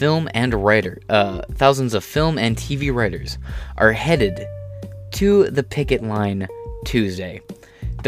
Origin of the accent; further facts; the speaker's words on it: Michigan-Ohio area, Midwest, United States; I'm from the Mayo area, which is like the Michigan-Ohio area, because I bounce between the two constantly.